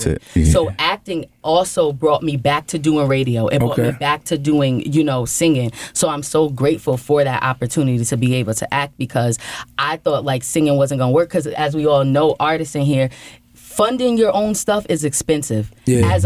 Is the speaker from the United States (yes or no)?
yes; Albany, New York, United States; I'm from Albany, New York